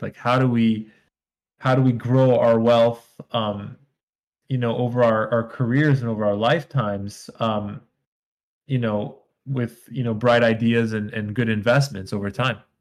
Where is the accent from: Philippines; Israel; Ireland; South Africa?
Israel; moved away as an adult; also born or lived in New York; now in United States; I'm originally from Israel. I moved to the United States when I was 21.